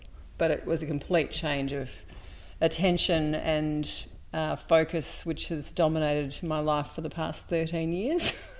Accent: Melbourne, Victoria, Australia; also born or lived in Sydney; I was born in Sydney, and we moved to Melbourne when I was 2. And I went to school here in Melbourne. And then in the early 70s, my parents decided to move to the country.

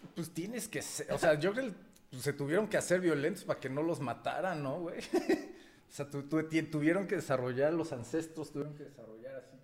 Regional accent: Mexico; como buenos mexicanos

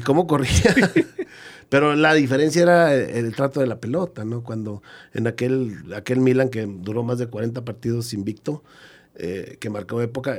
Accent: Gómez Palacio, Durango, Mexico; yo también soy de Gómez, que nos tocó jugar de aquí mismo de la región

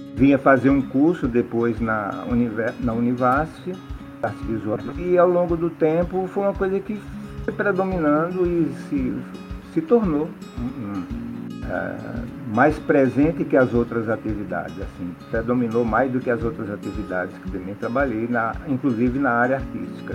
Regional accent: Juazeiro, Bahia, Brazil; Nasci em Juazeiro, Bahia e sou artista plástico

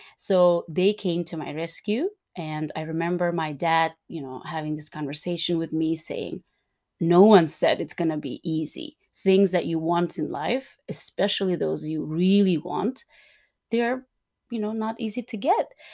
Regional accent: Turkmenistan; I was born and raised in Turkmenistan

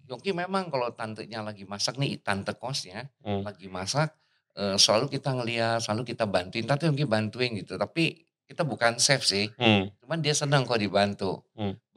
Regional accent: Bandung, West Java, Indonesia; Jadi waktu kecil saya asli orang Bandung, hmm. jadi bukan orang Jakarta, orang Bandung.

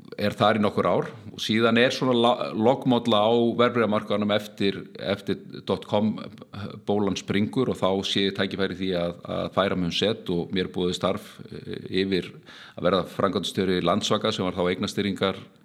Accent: Reykjavík, Capital Region, Iceland; ég er alveg upp í Esbjörðinu, svona fyrst og fremst þannig, svona til áttara aldurs gekk í Ísaskóla, skiptið eh, svo fluttu við með fóraldurunum upp í Breitholt í Seljakverfið

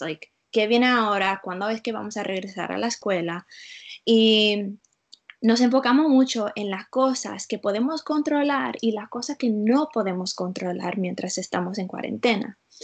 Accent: Utah, United States; Spanish is a second language; also born or lived in South Florida; now in Florida, United States; viviendo en la sur de la Florida, pero vengo de las montañas de Utah. So, yo soy de la otra parte de los Estados Unidos

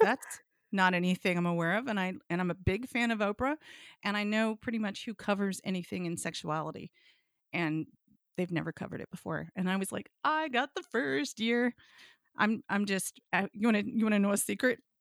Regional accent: Blue Ridge Mountains of Virginia, United States; I grew up in the South. I grew up in the Blue Ridge Mountains of Virginia, spent my summers in West Virginia.

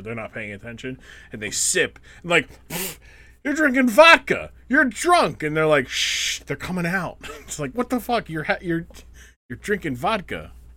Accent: United States; we are American

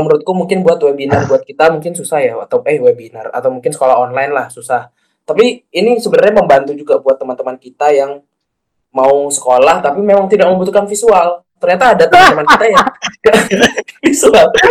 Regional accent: Bali, Indonesia; kita sebagai orang Bali

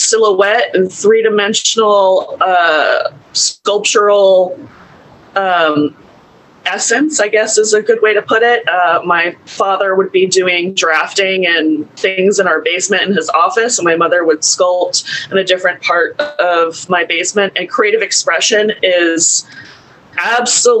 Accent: Portsmouth, Rhode Island, United States; moved away as an adult; also born or lived in Providence, Rhode Island; now in Seattle, United States; I grew up in Rhode Island, specifically Portsmouth, Rhode Island, which is near Newport

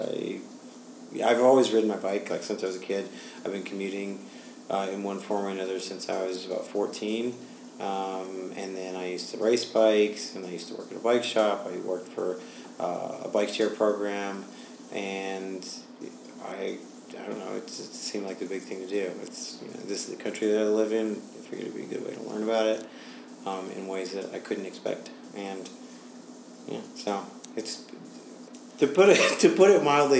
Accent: New York City, New York, United States; I am from New York City

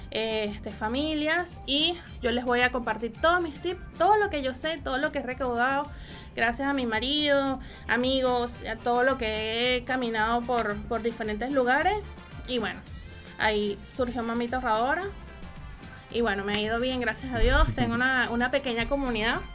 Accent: Puerto La Cruz, Anzoátegui, Venezuela; now in Chile; yo soy Puerto de la Cruz, imposible. Muy pocos maracuchos conocí por, por ese lado.

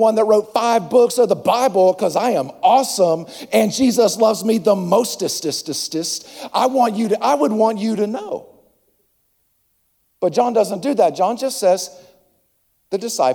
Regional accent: Acworth, Georgia, United States; I'm from Atlanta. I'm actually from Ackworth, but you've never heard of Ackworth.

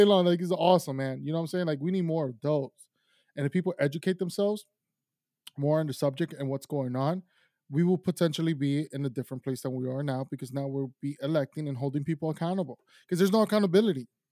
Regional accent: Miami, Florida, United States; also born or lived in Tulsa, Oklahoma / Ecuador / South America; I was raised in Miami.

